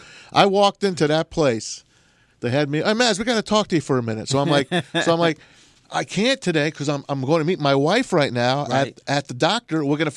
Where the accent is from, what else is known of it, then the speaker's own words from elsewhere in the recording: New York City, New York, United States; now in Detroit, United States; I'm from New York City.